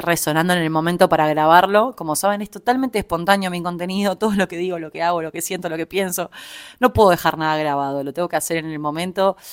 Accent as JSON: {"language": "Spanish", "region": "Montevideo", "country": "Uruguay", "tie": "born or raised there", "moved": "as an adult", "lives_now": "Buenos Aires, Argentina", "said": "soy uruguaya, viví prácticamente toda mi vida en Montevideo y hace un tiempo estoy viviendo en Buenos Aires, ya más de un año."}